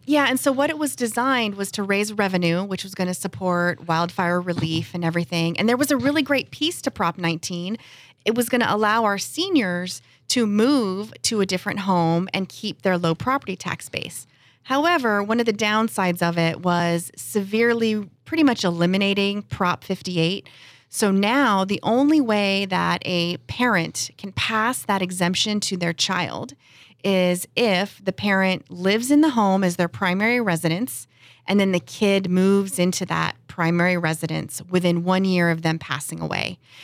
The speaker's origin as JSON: {"language": "English", "town": "San Diego", "region": "California", "country": "United States", "tie": "born or raised there", "said": "I grew up here in San Diego, right in Claremont"}